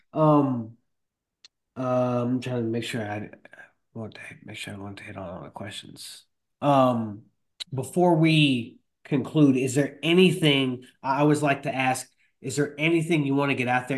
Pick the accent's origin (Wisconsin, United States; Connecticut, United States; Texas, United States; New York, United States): New York, United States; Rockland County; moved away; I'm originally from Rockland County.